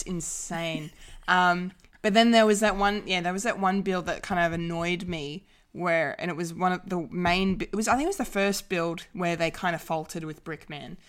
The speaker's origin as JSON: {"language": "English", "country": "Australia", "said": "the Aussie of the group"}